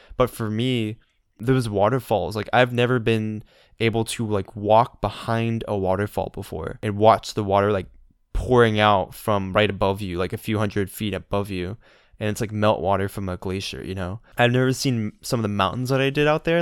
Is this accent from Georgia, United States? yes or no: yes; Georgia, United States; I'm a Georgia boy